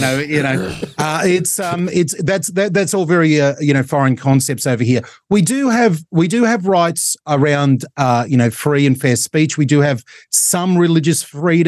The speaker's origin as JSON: {"language": "English", "country": "Australia", "said": "We're all Australian."}